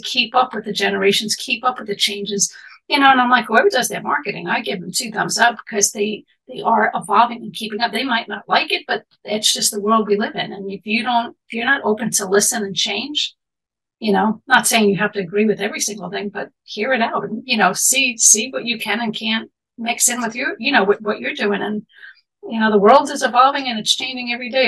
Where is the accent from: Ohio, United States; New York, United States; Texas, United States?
New York, United States; New York City; I grew up in Manhattan in the city